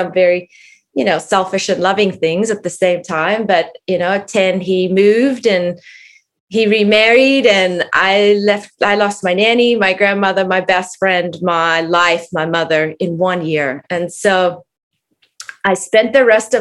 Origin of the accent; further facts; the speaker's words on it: South Africa; I grew up in South Africa